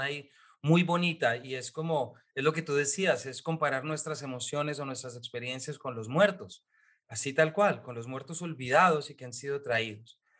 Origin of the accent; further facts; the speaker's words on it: Colombia; como lector colombiano